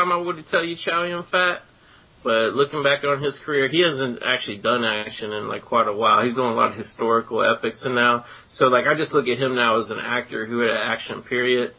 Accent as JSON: {"language": "English", "town": "Cincinnati", "region": "Ohio", "country": "United States", "tie": "born or raised there", "said": "I grew up in Cincinnati"}